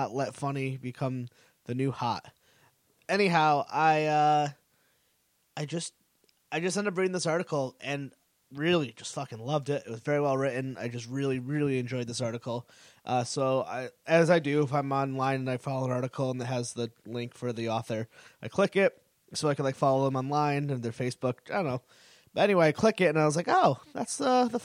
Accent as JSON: {"language": "English", "region": "Connecticut", "country": "United States", "said": "I'm from Connecticut"}